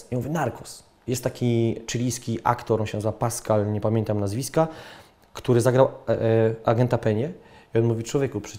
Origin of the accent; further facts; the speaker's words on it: Poland; Od razu, dzień dobry, jestem z Polski, bla, bla, bla.